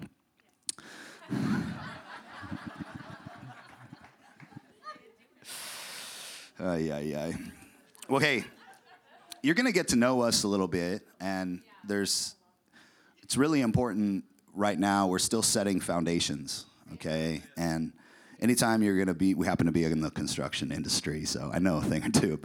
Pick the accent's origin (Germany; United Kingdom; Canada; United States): United States; Puyallup, Washington; moved away as an adult; also born or lived in San Diego, California; now in Boise, United States; we're originally from the Northwest, from a little town called Puyallup, Washington.